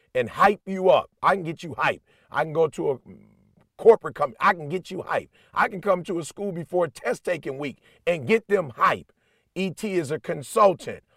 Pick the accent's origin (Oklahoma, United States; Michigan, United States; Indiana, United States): Michigan, United States; Detroit; I'm blue collar. I'm from Detroit